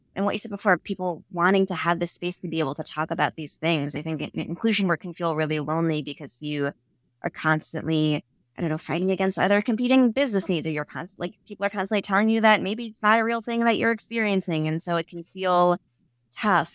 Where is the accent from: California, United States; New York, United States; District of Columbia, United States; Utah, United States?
New York, United States; New York City; accent: Staten Island; I grew up in Staten Island.